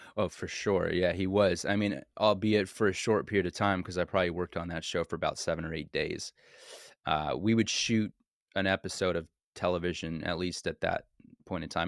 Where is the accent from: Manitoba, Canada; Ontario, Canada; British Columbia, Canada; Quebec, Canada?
Quebec, Canada; Montreal; moved away; also born or lived in Los Angeles; I ended up coming back to my hometown, which, by the way, is Montreal, Canada, which is where I was born and raised